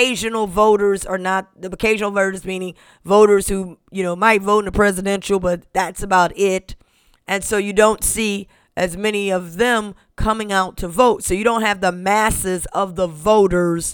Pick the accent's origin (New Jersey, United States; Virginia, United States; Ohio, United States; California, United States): Ohio, United States; my home state of Ohio